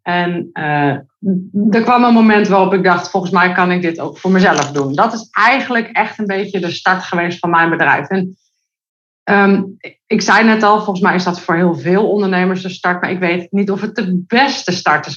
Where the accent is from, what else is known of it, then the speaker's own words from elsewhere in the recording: Netherlands; Ik kom uit Nederland